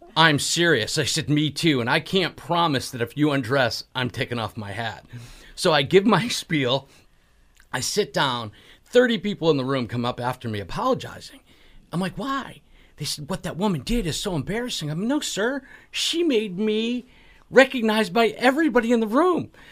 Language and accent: English; Connecticut, United States; I'm from Connecticut as well